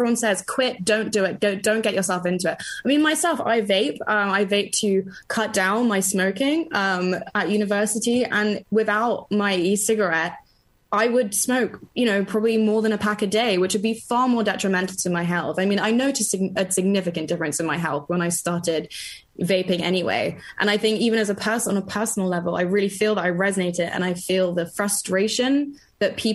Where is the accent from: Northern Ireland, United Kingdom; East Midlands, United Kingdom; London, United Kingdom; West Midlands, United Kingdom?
London, United Kingdom; I grew up in London and also in the country